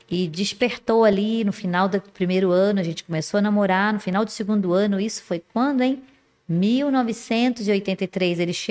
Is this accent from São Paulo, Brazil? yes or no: no; Resende, Rio de Janeiro, Brazil; accent: mineiro; now in Manaus, Brazil; E, e, exatamente, eu sou de Resende, mas o meu, o Senhor, aprove o Senhor mandar que meu marido saísse daqui de Manaus, né?